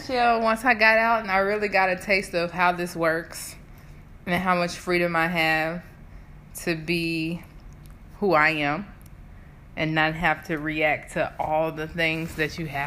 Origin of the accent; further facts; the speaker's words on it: United States; moved away as an adult; also born or lived in South Africa; I'm an American